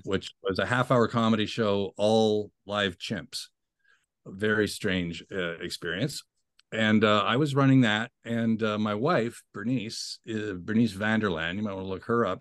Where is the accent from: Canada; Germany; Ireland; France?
Canada; Ottawa, Ontario; grew up in Ottawa, capital city of Canada